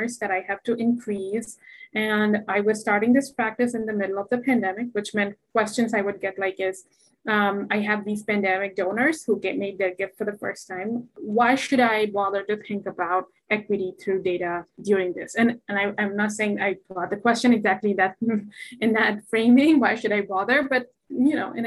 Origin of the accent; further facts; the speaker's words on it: India; moved away; as a Indian woman, South Asian woman